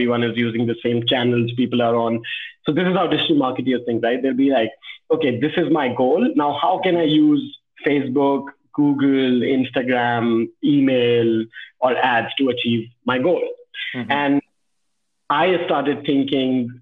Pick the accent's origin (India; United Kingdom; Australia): India; Delhi; also born or lived in Bhopal, Madhya Pradesh / Agra, Uttar Pradesh; in fifth or sixth standard, I moved to Delhi